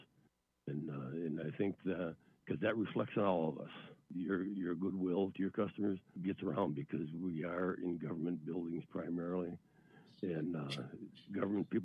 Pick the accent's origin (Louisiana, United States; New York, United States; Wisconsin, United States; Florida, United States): Wisconsin, United States; I come from Wisconsin, which we're an agricultural state and primary and tourist state